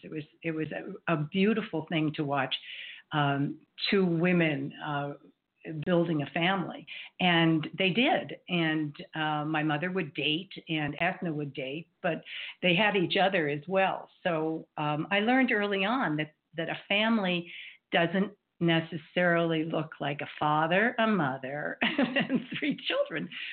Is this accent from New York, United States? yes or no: yes; New York, United States; growing up in New York